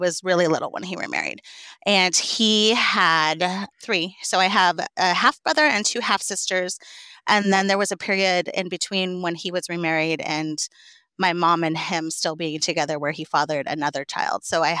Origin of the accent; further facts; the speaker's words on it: Western Washington, United States; So I'm originally from a small town in Western Washington, where I was raised by my single mother. I want to say our town was like 3,400 people, like one stoplight small.